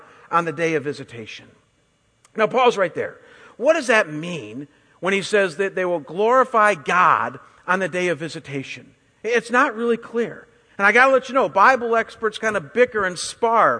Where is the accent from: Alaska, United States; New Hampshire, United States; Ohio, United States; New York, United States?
Ohio, United States; Chagrin Falls; I walked into my home, my parents' home in Chagrin there